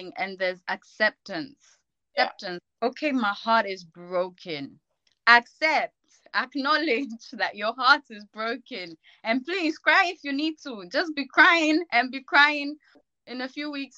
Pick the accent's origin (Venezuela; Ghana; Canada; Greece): Ghana; now in United Kingdom; I grew up in Ghana, so when I went to school in Ghana